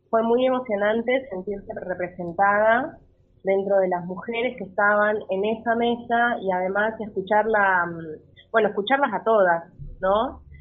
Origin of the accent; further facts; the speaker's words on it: Esquel, Chubut, Argentina; desde mi ciudad natal, donde soy yo, en Esquel, em, hablé con el director de cultura, le comenté la historia y desde las redes de Esquel salió la historia de María, que Esquel es un lugar chico y no se conoce, la verdad.